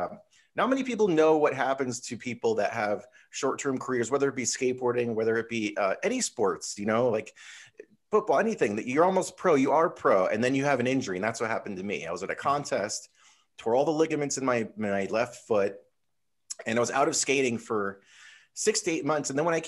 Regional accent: Connecticut, United States; now in California, United States; I grew up in Connecticut. Winters were harsh, and my dream was always to come to California.

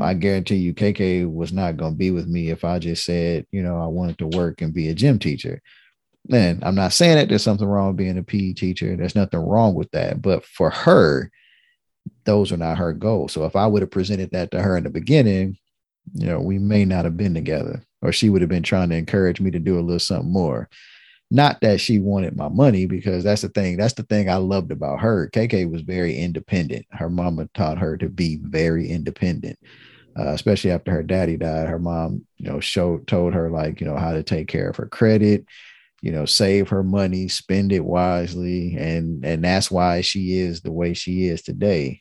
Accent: Detroit, Michigan, United States; I'm from Detroit

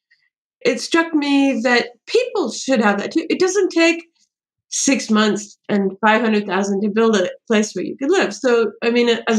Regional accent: California, United States; now in New York City, United States; I grew up in California

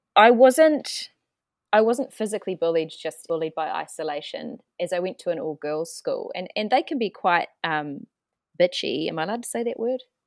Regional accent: New Zealand; moved away as an adult; also born or lived in Melbourne / Paris; I'm, I'm from New Zealand, um, so way down under

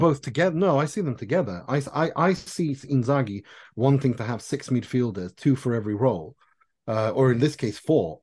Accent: Gothenburg, Västra Götaland, Sweden; I'm from Gothenburg.

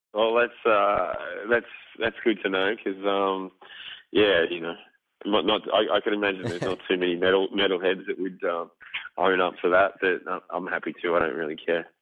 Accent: Melbourne, Victoria, Australia; growing up in Melbourne

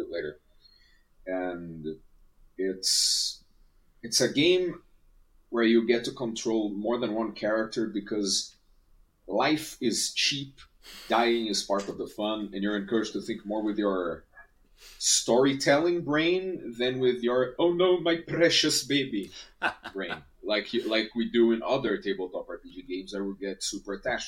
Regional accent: Brazil; I'm from Brazil

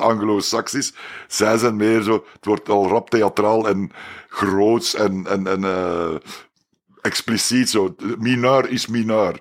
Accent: Belgium; Wij als Belgen

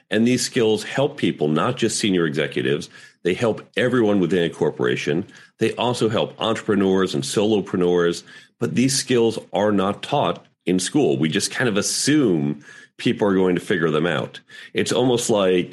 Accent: United States

